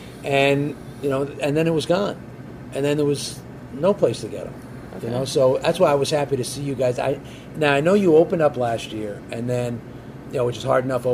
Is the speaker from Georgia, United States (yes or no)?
no; Hawthorne, New Jersey, United States; also born or lived in Italy; growing up in Hawthorne